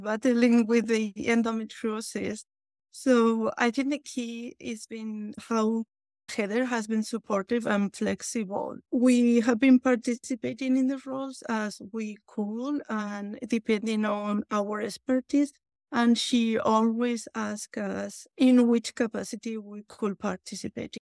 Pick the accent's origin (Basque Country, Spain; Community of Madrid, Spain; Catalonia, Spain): Basque Country, Spain; English is a second language; moved away; as you might tell by my accent, I was born in Basque Country, northern Spain.